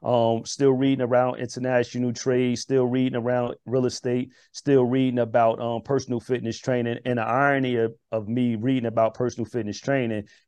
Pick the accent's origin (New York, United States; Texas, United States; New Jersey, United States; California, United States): New Jersey, United States; Newark; also born or lived in Irvington, New Jersey; just a young brother growing up in Irvington and Newark